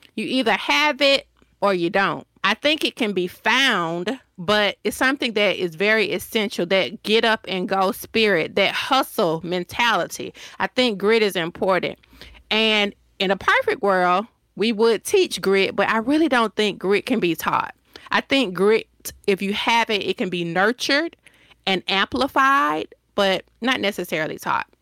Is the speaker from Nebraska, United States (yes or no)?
no; Decatur, Georgia, United States; accent: Southern; moved away as an adult; also born or lived in Hampton, Virginia; now in Washington, DC, United States; I am from Decatur, Georgia.